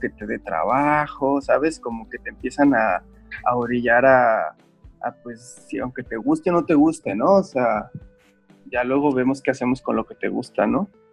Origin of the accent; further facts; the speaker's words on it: Guadalajara, Jalisco, Mexico; moved away as an adult; now in Playa del Carmen, Mexico; soy originario de Guadalajara. Eh, tengo aproximadamente como 10 años viviendo aquí en Playa del Carmen. Pero pues realmente toda mi onda del artista empezó desde Guadalajara, ¿no? Que es donde ahí he estado la gran parte de mi vida, ahí crecí